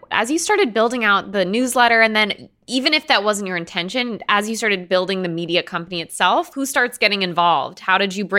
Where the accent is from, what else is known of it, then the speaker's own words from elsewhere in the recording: East Coast, United States; I'm just letting you know that as an East Coaster.